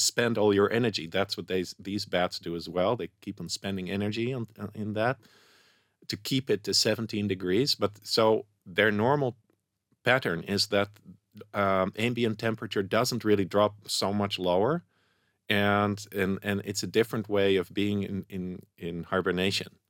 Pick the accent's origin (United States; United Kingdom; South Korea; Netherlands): Netherlands; moved away as an adult; also born or lived in Indonesia; now in Israel; I'm from Holland